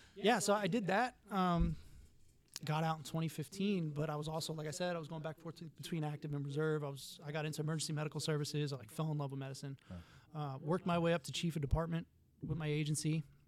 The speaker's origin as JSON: {"language": "English", "town": "New York City", "region": "New York", "country": "United States", "moved": "as an adult", "lives_now": "Florida, United States", "said": "I'm from New York City. My family moved down here"}